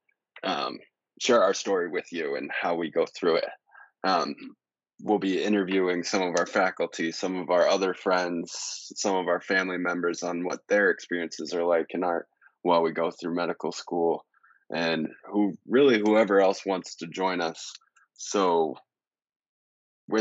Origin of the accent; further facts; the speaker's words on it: Colorado, United States; I'm from Colorado